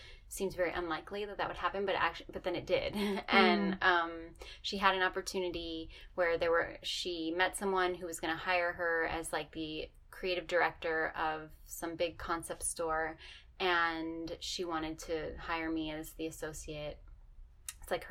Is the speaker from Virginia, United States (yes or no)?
no; Miami, Florida, United States; moved away as an adult; also born or lived in New York; now in Oakland, United States; I grew up in Miami